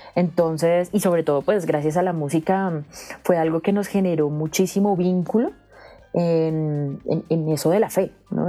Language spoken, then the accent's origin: Spanish; Bogotá, Colombia; yo nací en la ciudad de Bogotá, desde la cual los saludo. Soy súper, súper bogotana, de familia bogotana